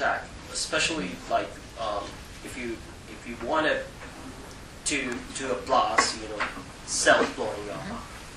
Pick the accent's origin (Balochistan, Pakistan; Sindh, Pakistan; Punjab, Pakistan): Punjab, Pakistan; Lahore; I'm from Lahore